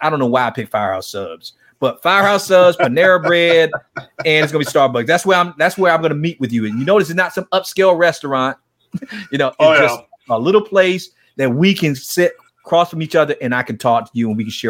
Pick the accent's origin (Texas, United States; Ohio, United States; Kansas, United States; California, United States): Kansas, United States; Wichita; Man, tell me about how I was growing up in Wichita, Kansas.